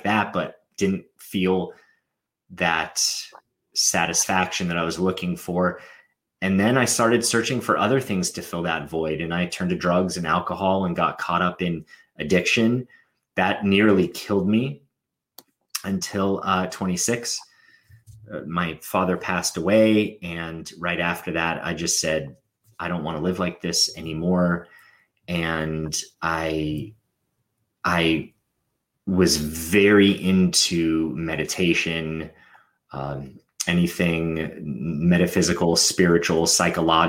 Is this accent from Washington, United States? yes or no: no; Los Angeles, California, United States; I grew up in Los Angeles in the entertainment industry.